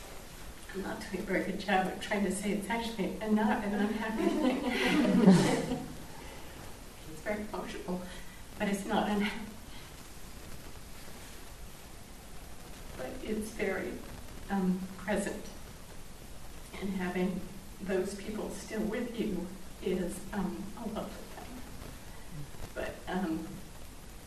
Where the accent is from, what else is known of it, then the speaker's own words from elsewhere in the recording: Japan; moved away; I grew up in Japan, and my family's still there